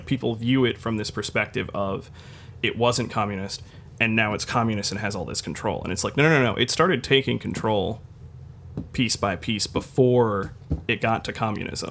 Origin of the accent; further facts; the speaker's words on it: United States; as an American